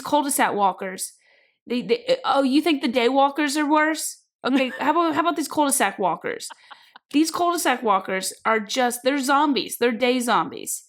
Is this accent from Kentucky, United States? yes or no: yes; Kentucky, United States; moved away as an adult; also born or lived in South Carolina / Georgia; when I was growing up in Kentucky